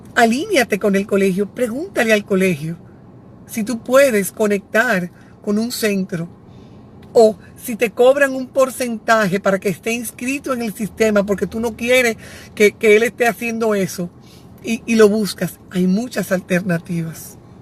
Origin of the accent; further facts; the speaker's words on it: Santiago, Dominican Republic; Yo soy de Santiago.